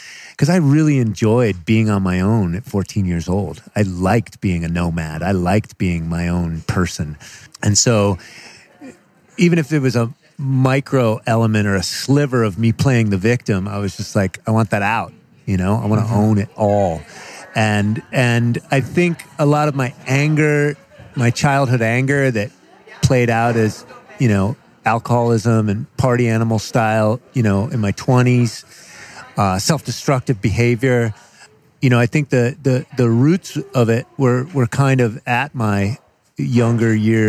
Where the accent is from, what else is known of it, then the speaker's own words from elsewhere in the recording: Connecticut, United States; Connecticut. We grew up in Connecticut.